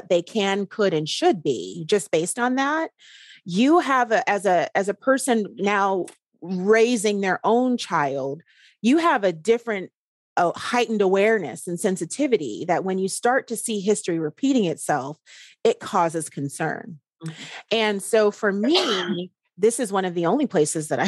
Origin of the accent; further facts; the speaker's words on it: Anchorage, Alaska, United States; Growing up in Alaska